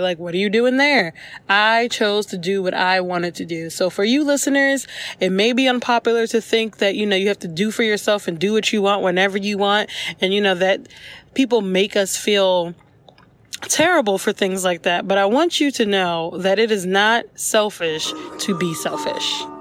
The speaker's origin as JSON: {"language": "English", "town": "New York City", "region": "New York", "country": "United States", "moved": "yes", "lives_now": "Charlotte, United States", "said": "I actually live in Charlotte and I'm from New York City."}